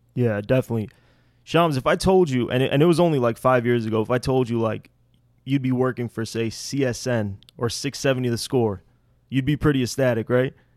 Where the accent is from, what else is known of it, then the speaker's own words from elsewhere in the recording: Skokie, Illinois, United States; Skokie, myself